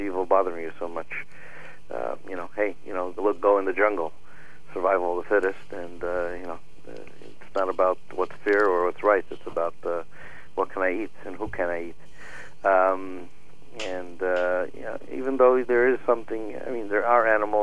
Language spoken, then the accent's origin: English; United States; we're Americans